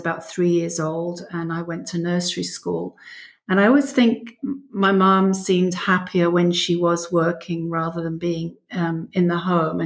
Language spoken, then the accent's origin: English; London, United Kingdom; moved away as an adult; now in South Central Pennsylvania, United States; I was born in London and lived there until I was 36, moved here when I was 36. So most of my life in England.